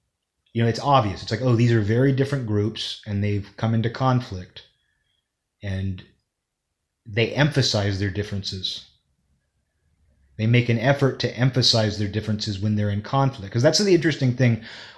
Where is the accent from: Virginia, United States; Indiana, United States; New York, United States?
New York, United States; when I was growing up in New York, we all just called each other every slur in the book.